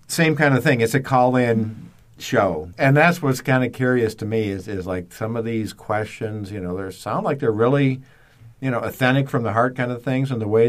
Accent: the North, United States; moved away; I am. I'm a Northerner.

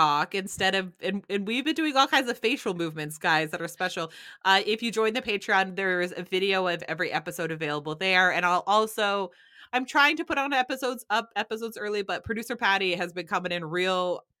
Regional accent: New Hampshire, United States; grew up in New Hampshire and we never had avocados.

